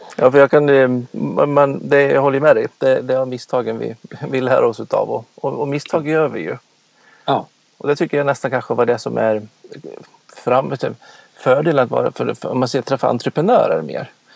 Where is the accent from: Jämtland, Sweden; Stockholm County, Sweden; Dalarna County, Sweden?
Dalarna County, Sweden; jag kommer från Dalarna, det går inte heller att dölja